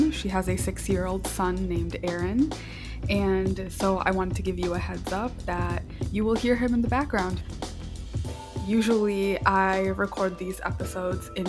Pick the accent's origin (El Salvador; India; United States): El Salvador; born there; moved away; Yeah, so like I said, I was born in El Salvador. So being